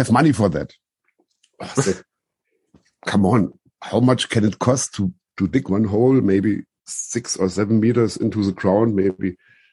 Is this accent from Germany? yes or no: yes; Germany; I'm coming from Germany